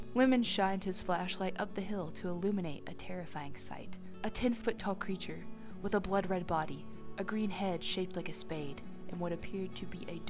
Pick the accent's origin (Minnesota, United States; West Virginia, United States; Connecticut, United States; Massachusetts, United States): West Virginia, United States; Flatwoods; a chilling local legend from my hometown. The Flatwoods Monster.